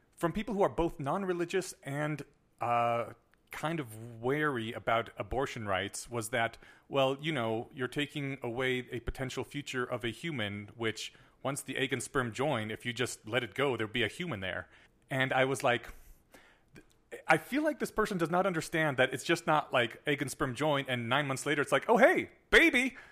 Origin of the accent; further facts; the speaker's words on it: United States; I was brought up in the American school system